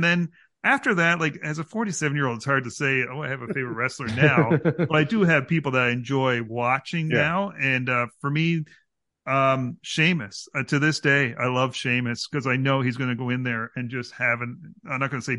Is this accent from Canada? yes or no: yes; Canada; As a Canadian, he was just like a Canadian dude